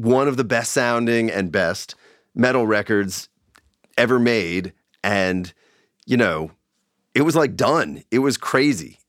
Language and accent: English; Long Island, New York, United States; now in Bay Area, United States; where I grew up in Long Island